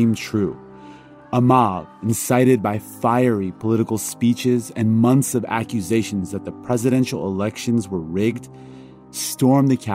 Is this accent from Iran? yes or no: yes; Iran; moved away; I was born in Iran, a country with a terrible history of political upheaval